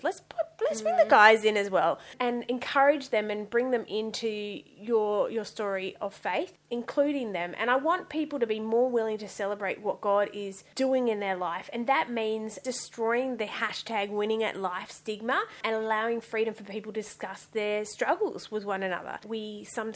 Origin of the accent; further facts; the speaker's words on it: Western Australia, Australia; moved away as an adult; also born or lived in Sydney; So I actually grew up in Western Australia. I was born in Western Australia.